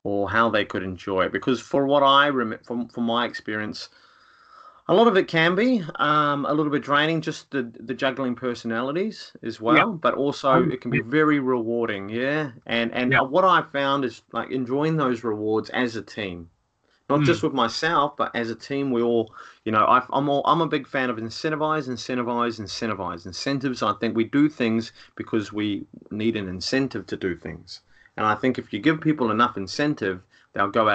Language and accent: English; Rotorua, Bay of Plenty, New Zealand; moved away; Rotorua is the town I come from